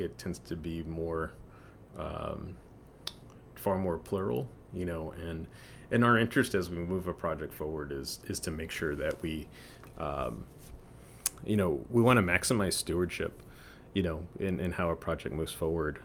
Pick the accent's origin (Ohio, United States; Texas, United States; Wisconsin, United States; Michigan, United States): Texas, United States; San Antonio; also born or lived in Houston; I grew up in San Antonio